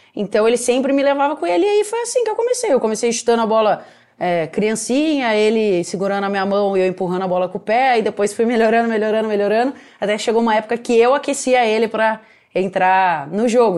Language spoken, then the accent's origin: Portuguese; Piracicaba, São Paulo, Brazil; Meu pai ele era goleiro num clube lá da minha cidade, eu sou de Piracicaba, que é interior de São Paulo